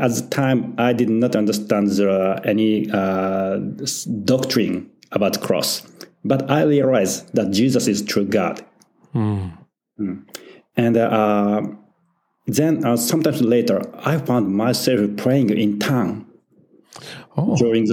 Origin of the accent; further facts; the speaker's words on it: Tokyo, Japan; I was born in Tokyo, Japan, and I was born again in Tokyo, Japan also. So I'm very made in Japan Christian